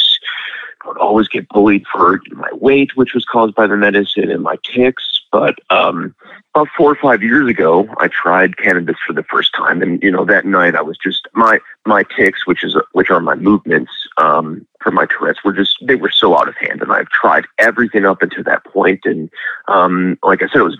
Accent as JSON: {"language": "English", "town": "Lake in the Hills", "region": "Illinois", "country": "United States", "said": "I'm from Lake in the Hills, Illinois"}